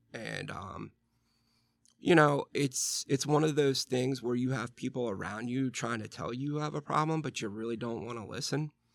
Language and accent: English; Western Pennsylvania, United States; I grew up in Western P A, and really there was nothing for us to do except, like, drink, fist fight, play football